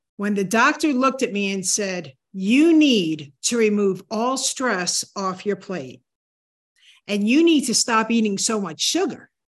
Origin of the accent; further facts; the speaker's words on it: New Hampshire, United States; moved away; New Hampshire was my hometown